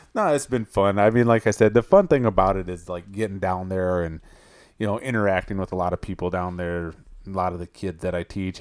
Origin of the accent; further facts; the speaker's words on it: Minnesota, United States; growing up in Minnesota